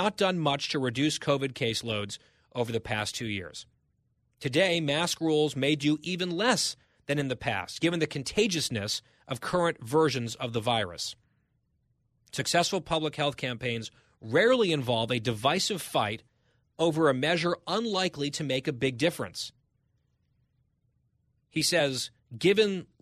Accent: Ridgewood, New Jersey, United States; born or raised there

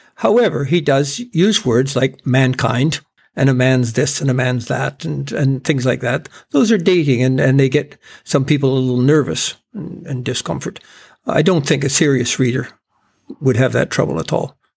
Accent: Campbell River, British Columbia, Canada; growing up in Campbell River

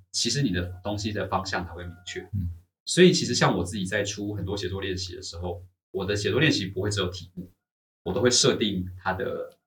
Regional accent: Taiwan; 我们台湾人去看他们中学上课

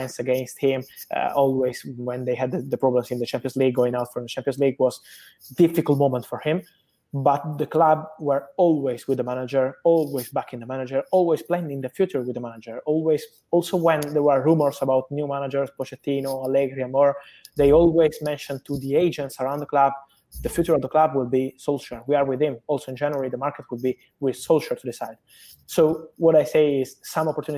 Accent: Italy; I am from Italy

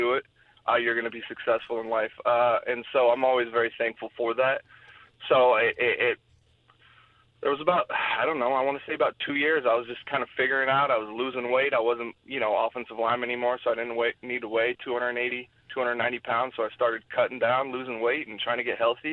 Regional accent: Colorado, United States; moved away as an adult; also born or lived in Oklahoma; I was growing up in Colorado, following my father's footsteps

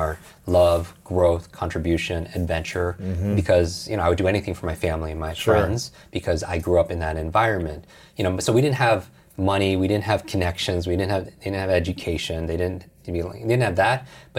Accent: Westchester, New York, United States; So I grew up outside New York City in Westchester, New York, which is the home of the X-Men

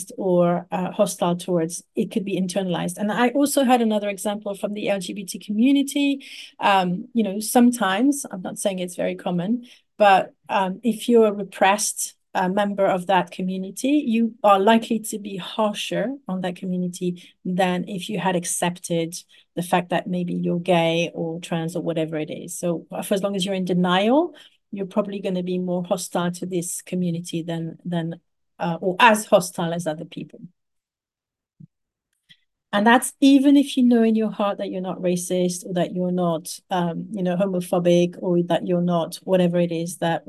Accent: Paris, Île-de-France, France; I grew up in Paris

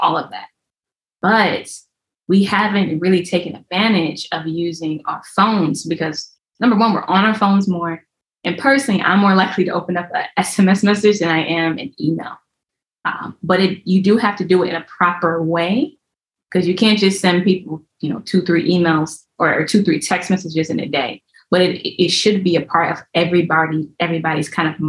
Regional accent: Ohio, United States; moved away; I'm originally from Ohio.

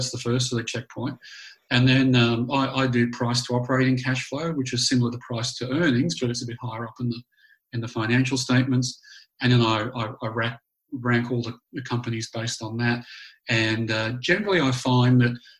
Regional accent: Australia; moved away as an adult; also born or lived in Canada / New Zealand; growing up in Australia

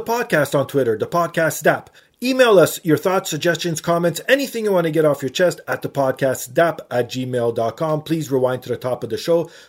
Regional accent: Toronto, Ontario, Canada; I'm Torontonian

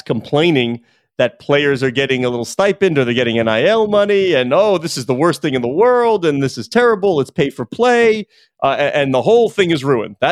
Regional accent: New York, United States; also born or lived in Syracuse; I grew up in New York

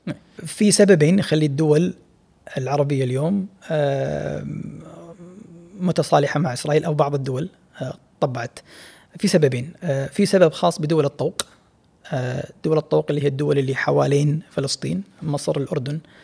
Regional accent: Kuwait; احنا ككويتيين وكخليجيين بشكل عام

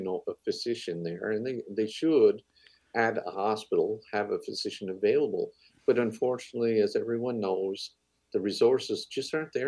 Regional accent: Cape Breton, Nova Scotia, Canada; I'm from Cape Breton

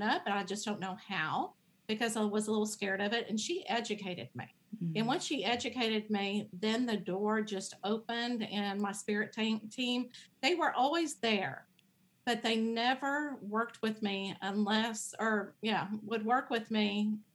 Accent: Dallas, Texas, United States; I grew up in the Dallas area

